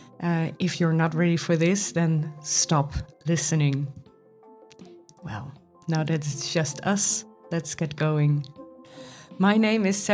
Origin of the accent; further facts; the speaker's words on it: Goes, Zeeland, Netherlands; now in Amsterdam, Netherlands; I was born in Goes, which is in the Netherlands, in the south of the Netherlands. And my mother raised me alone